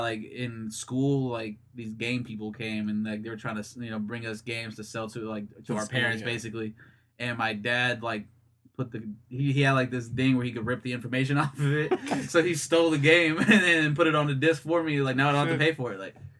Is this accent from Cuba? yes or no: yes; Cuba; born there; And, like, bitch, I was born in Cuba.